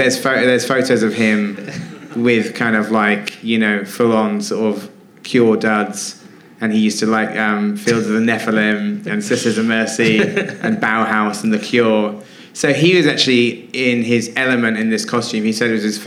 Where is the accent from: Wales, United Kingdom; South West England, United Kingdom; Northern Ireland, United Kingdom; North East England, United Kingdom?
South West England, United Kingdom; Wells; born or raised there